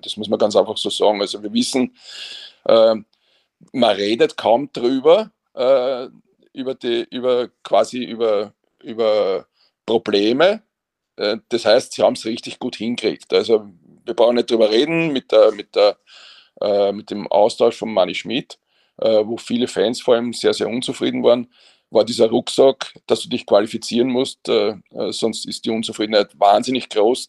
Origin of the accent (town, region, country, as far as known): Vienna, Austria